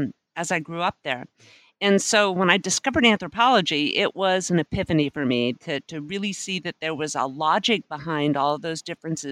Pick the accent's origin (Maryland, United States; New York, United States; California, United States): California, United States; Fresno County, Central Valley; growing up in Fresno County, I went to Fresno State first as an undergraduate